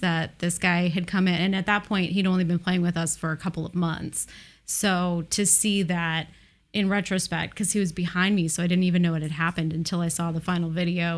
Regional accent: Portland, Oregon, United States; Portland, Oregon

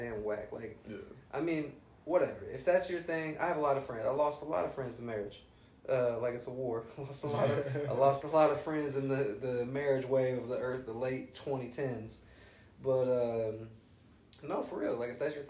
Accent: Xenia, Ohio, United States; moved away as an adult; also born or lived in Texas; when I go back to Xenia

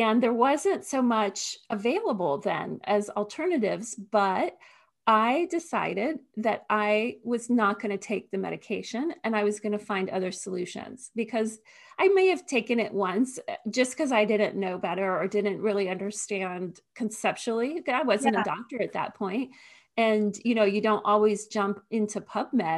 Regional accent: Northern Virginia, United States; I grew up in Northern Virginia, suburb of Washington, D.C.

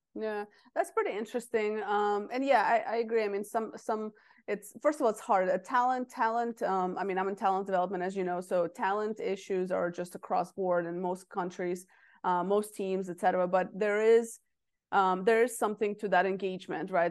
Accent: Russia; moved away; I'm from Russia originally.

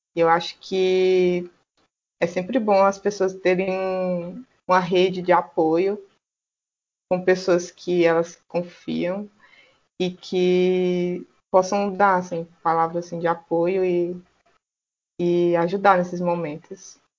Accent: Teresina, Piauí, Brazil; eu sou daqui de Teresina, no Piauí

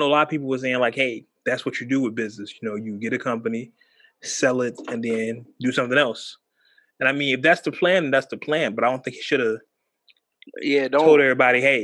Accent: California, United States; I'm from California.

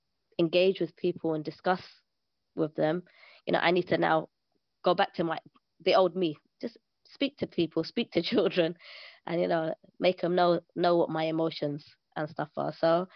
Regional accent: Pakistan; So I'm Pakistani, so everybody understands.

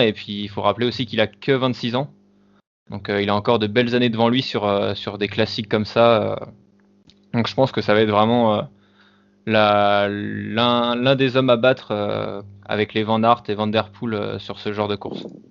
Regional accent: France; en tant que Français

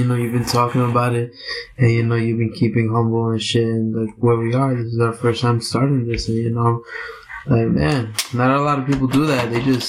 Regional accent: New York, United States; And being a New Yorker, you're very anxious and shit.

